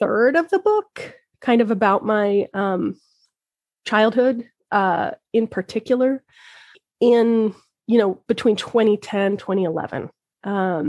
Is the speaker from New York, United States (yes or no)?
no; Logan, Utah, United States; now in Twin Cities, Minnesota, United States; Logan, Utah, which is my hometown